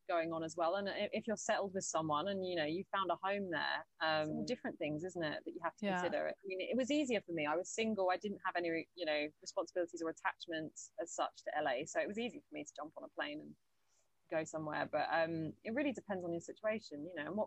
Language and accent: English; United Kingdom; also born or lived in Los Angeles, United States / Atlanta, United States; I'm just very British. And even my accent in the whole year I was there, I was very like, there wasn't a bit of my accent that changed.